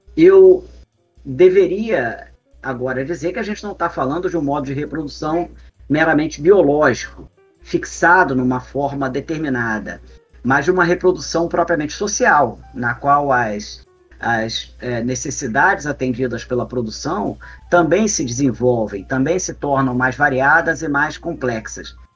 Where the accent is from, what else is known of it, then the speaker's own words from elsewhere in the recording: Brazil; nós brasileiros